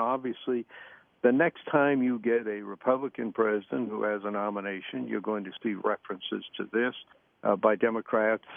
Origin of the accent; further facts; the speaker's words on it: Maine, United States; to be Americans, but especially to have been born and raised in Maine